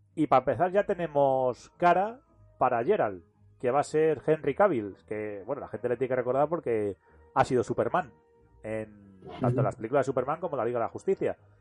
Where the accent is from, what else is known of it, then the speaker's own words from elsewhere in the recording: Talavera de la Reina, Castilla-La Mancha, Spain; yo soy de Talavera de la Reina